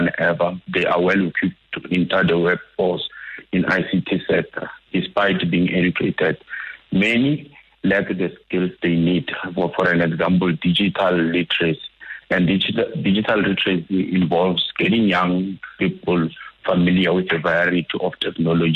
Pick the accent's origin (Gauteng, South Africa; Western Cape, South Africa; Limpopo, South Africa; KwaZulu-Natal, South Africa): Limpopo, South Africa; I'm from Limpopo also